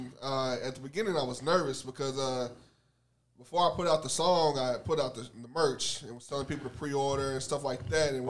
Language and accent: English; Lebanon, Tennessee, United States; do I say I'm from Nashville? Mm. Do I say I'm from Lebanon?